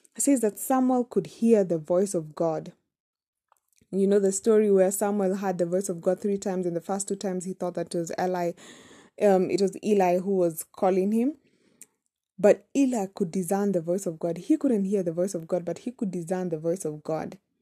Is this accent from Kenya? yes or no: yes; Kenya; we come from Kenya. We pronounce things differently.